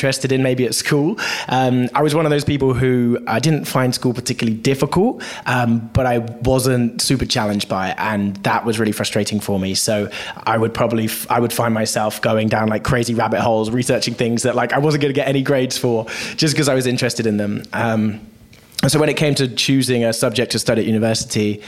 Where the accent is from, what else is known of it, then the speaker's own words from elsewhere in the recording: Bristol, South West England, United Kingdom; I grew up in actually just outside of a town called Bristol in the southwest of the UK.